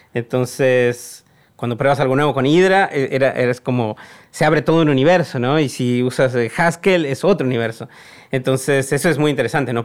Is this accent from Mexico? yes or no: yes; Mexico; moved away as an adult; also born or lived in Argentina / Hong Kong; mi país de origen